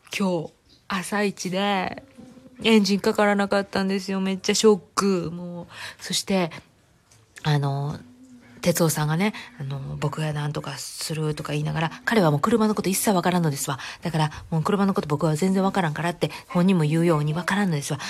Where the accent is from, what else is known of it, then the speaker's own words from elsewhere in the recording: Kansai, Japan; accent: Kansai dialect (also speaks Kanto dialect); now in United States; バイリンガルなんで、関西弁と関東弁の